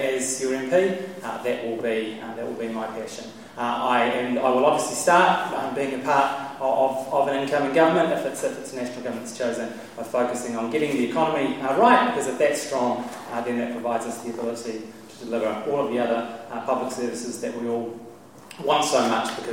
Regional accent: Wairarapa, Wellington, New Zealand; also born or lived in London; now in Auckland, New Zealand; a small farm that I grew up in the Wairarapa

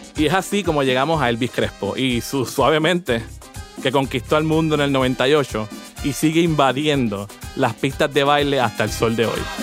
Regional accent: Puerto Rico; Como boricuas

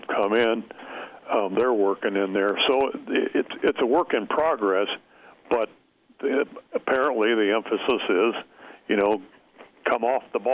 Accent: York, Nebraska, United States; born or raised there; also born or lived in Beatrice, Nebraska

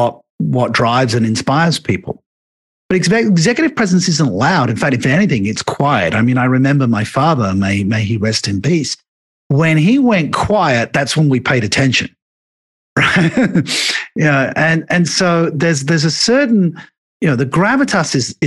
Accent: England, United Kingdom; me being an Englishman

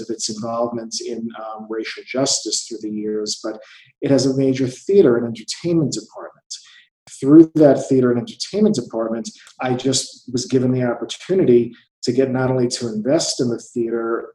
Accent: New York City, New York, United States; I'm a lawyer from New York City

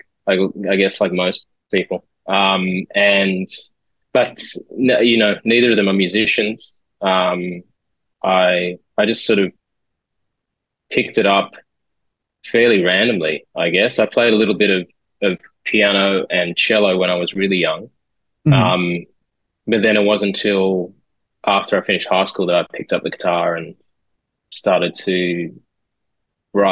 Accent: Sydney, New South Wales, Australia; also born or lived in Amersham, England / Singapore; followed my dad's work to Australia and grew up since then in Sydney

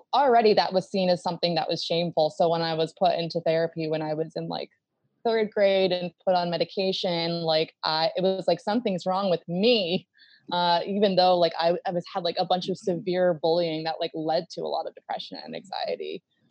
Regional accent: Baltimore, Maryland, United States; I grew up in Baltimore

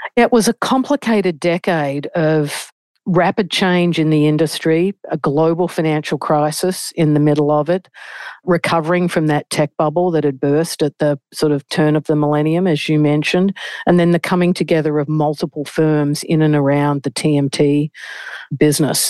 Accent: Australia; moved away as an adult; now in New York, United States; As an Australian

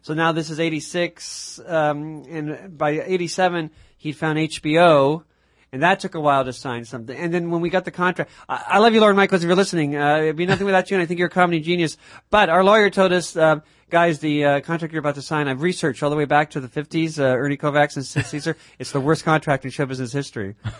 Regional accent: Mississauga, Ontario, Canada; growing up in Mississauga

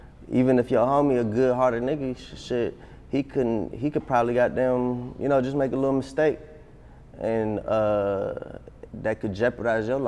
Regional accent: Atlanta, Georgia, United States; also born or lived in Addis Ababa, Ethiopia; We came to Atlanta and we just stayed in Atlanta. Just grew up in Atlanta since I was 3-4 years old.

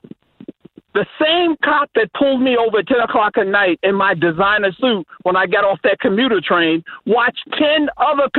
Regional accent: Suffolk, Virginia, United States; my childhood growing up in Suffolk, Virginia

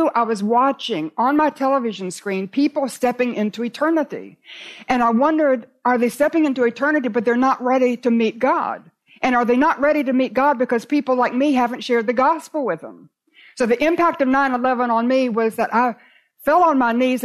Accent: Raleigh, North Carolina, United States; I was in Raleigh, in my hometown

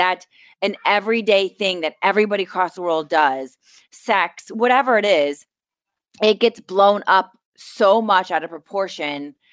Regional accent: Ohio, United States; moved away; I'm from Ohio. Like, this isn't my first rodeo with snow and the cold

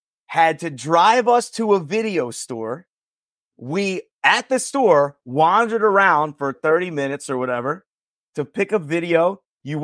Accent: New Jersey, United States; I am from South Jersey. I'm like 25 minutes.

